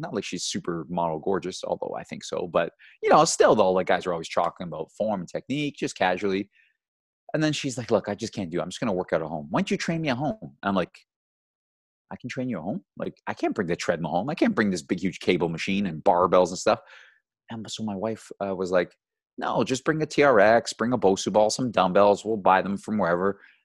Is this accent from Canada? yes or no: yes; Georgetown, Ontario, Canada; also born or lived in Brampton; I grew up in Georgetown. You know, Georgetown's a small little town here in Ontario.